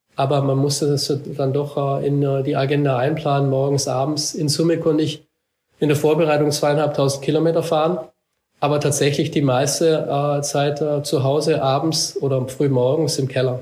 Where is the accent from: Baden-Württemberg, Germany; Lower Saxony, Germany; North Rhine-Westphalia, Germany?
Baden-Württemberg, Germany; Black Forest; ich bin ja hier aufgewachsen im Schwarzwald